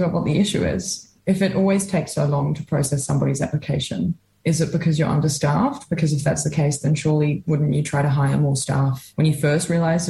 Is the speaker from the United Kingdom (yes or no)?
no; Australia; also born or lived in Dunedin, New Zealand; now in Wellington, New Zealand; I'm from Australia